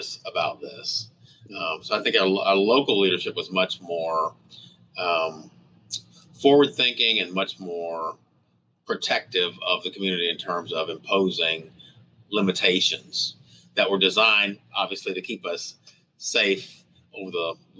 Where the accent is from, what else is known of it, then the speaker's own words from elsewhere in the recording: Fort Smith, Arkansas, United States; now in Tulsa, United States; my hometown where I went to high school, Fort Smith, Arkansas